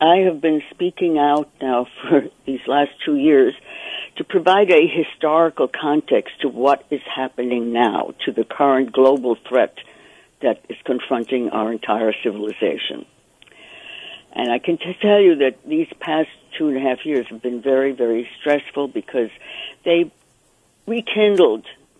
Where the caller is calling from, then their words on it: New York, United States; I'm calling from New York.